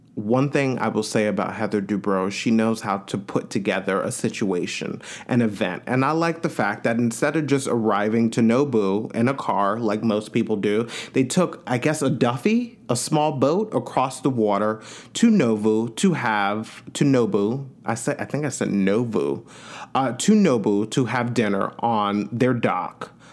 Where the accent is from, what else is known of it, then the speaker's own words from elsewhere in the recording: Long Island, New York, United States; I'm from Long Island, New York